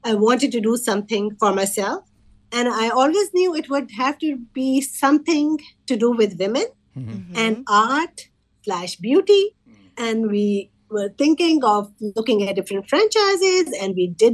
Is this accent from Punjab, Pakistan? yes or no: yes; Lahore, Punjab, Pakistan; moved away as an adult; now in Fremont, United States; I was born and raised in Lahore, Pakistan